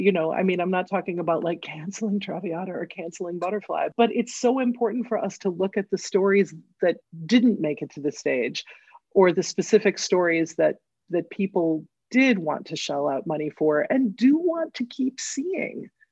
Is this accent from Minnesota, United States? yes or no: yes; Northfield, Minnesota, United States; I grew up in Northfield, Minnesota, which is a little college town